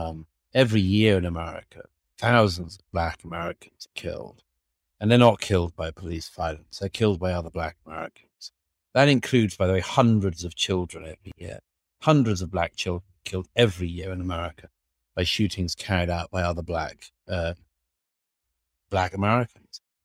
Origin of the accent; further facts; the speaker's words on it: Australia; moved away as an adult; now in New York, United States; Australia, my own country, Perth